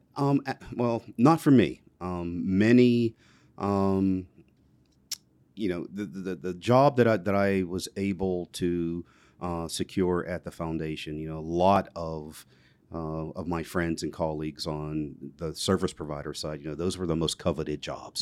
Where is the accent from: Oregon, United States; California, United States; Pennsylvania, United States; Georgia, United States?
Pennsylvania, United States; McKeesport; also born or lived in Elizabeth Township, Pennsylvania; where I grew up in McKeesport, it was, it was definitely urban